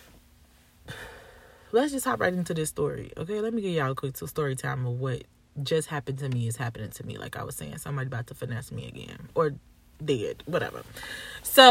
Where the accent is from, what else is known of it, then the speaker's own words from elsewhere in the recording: Chicago, Illinois, United States; I'm from Chicago.